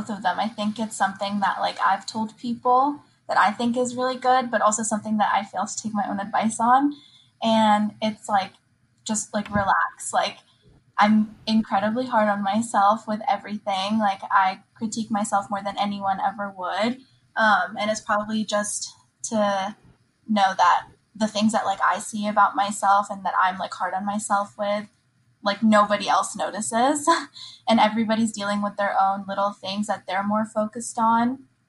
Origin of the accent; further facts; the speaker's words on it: Virginia, United States; I am from Virginia, but I'm originally Palestinian.